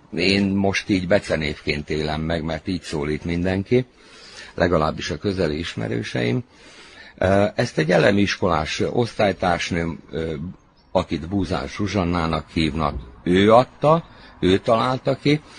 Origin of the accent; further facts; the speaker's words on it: Čoka, Vojvodina, Serbia; also born or lived in Novi Kneževac; Itt töltöttem a, a gyerekkorom nagy részét, ugye az általános iskolát, itt fejeztem be